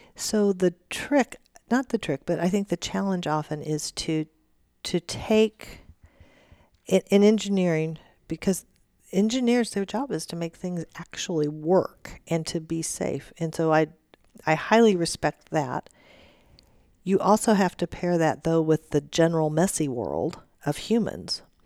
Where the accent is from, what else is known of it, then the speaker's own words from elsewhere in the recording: Warsaw, Missouri, United States; now in Kansas, United States; I was born and raised in Warsaw, Missouri, which is southwest Missouri